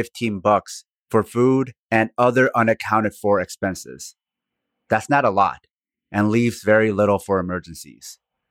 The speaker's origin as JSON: {"language": "English", "country": "South Korea", "said": "Even the name of my home country, Korea, was an invented word by the Dutch East India Company."}